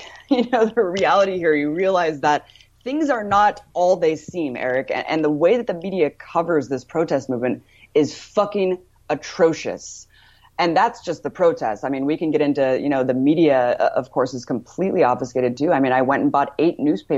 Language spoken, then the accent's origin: English; United States; I'm American